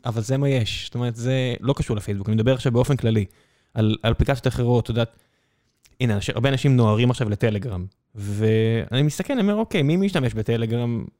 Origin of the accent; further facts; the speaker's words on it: Israel; אני ישראלי